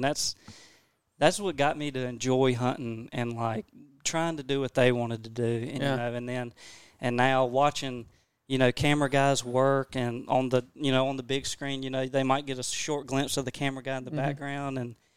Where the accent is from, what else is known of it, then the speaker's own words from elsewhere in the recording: Creedmoor, North Carolina, United States; I'm from Creedmoor, North Carolina, and a lot of people don't know where that's from. It's about 30 minutes north of Raleigh